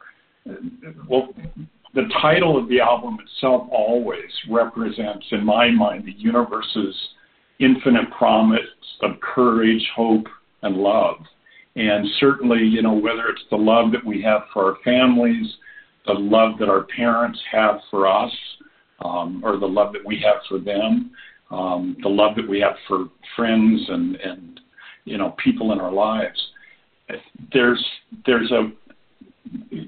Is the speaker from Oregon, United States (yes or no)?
yes; Oregon, United States; moved away; also born or lived in Washington D.C. area; I grew up out in Oregon